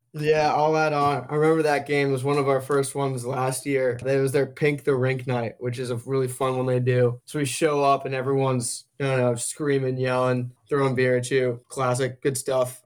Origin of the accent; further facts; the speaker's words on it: Darien, Connecticut, United States; moved away as an adult; now in Chapel Hill, United States; I'm from Darien, Connecticut, Northeast